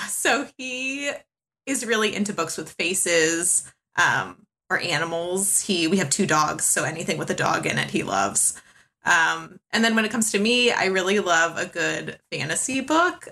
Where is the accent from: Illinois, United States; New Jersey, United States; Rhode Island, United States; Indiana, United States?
Illinois, United States; Chicago; now in Southern California, United States; I am originally from Chicago. I live in Southern California now